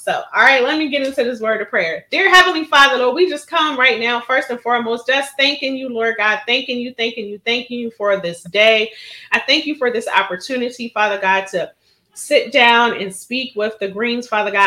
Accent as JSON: {"language": "English", "town": "Philadelphia", "region": "Pennsylvania", "country": "United States", "tie": "born or raised there", "said": "Born and raised in Philadelphia"}